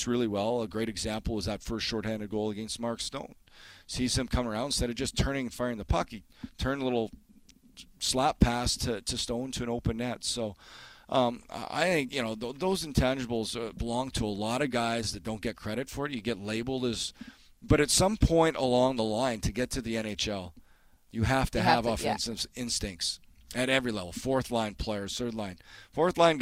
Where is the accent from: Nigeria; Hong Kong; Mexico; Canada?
Canada; being Canadian is probably a different experience